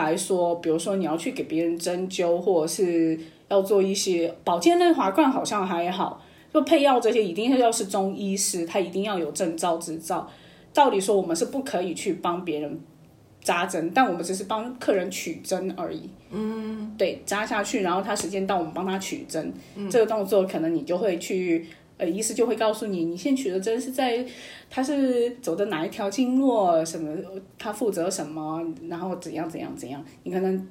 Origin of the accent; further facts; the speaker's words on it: Chengdu, Sichuan, China; now in Taiwan; 我现在生活在台湾。自我介绍一下，我是来自成都